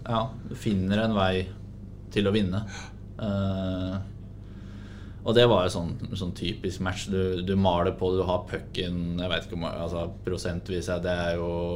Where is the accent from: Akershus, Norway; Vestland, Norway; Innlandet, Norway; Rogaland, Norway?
Innlandet, Norway; Hamar; now in Sarpsborg, Norway; Da var jeg hjemme på Hamar